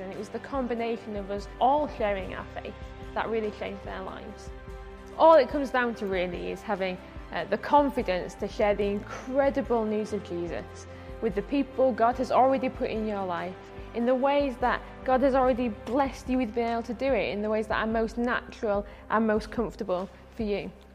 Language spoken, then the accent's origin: English; Bradford, Yorkshire and the Humber, United Kingdom; I'm from Bradford. When I was 11 and going to high school, I just went to the to the local normal high school